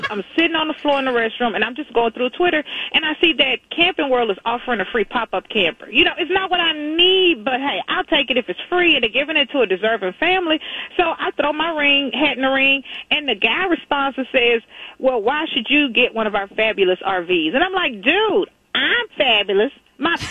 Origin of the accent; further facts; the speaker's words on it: Texas, United States; I'm a cowgirl from Texas